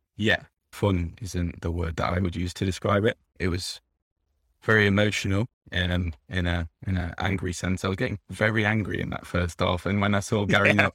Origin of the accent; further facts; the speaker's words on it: England, United Kingdom; I grew up over here uh, in England